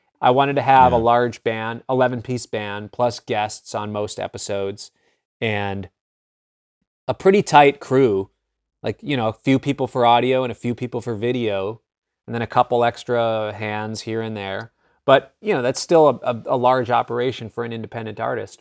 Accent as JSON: {"language": "English", "town": "Minneapolis", "region": "Minnesota", "country": "United States", "tie": "born or raised there", "said": "I grew up in Minneapolis"}